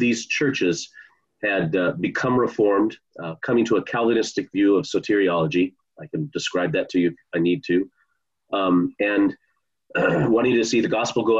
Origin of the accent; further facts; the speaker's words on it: Bellevue, Washington, United States; moved away as an adult; also born or lived in Annapolis; I grew up in the Bellevue area and didn't grow up in a Christian home